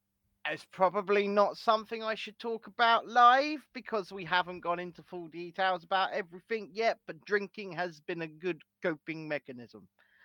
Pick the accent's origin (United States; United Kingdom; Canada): United Kingdom; England; I'm English.